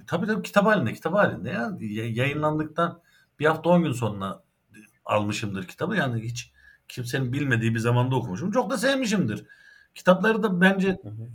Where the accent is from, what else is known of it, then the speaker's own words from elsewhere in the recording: Ankara, Turkey; also born or lived in Erzincan (ancestral); Cebeci Asri mezarlığının yanında büyüdüm.